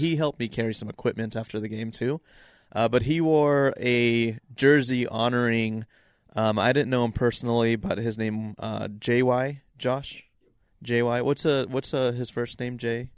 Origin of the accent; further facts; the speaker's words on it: Salt Lake City, Utah, United States; I'm from Salt Lake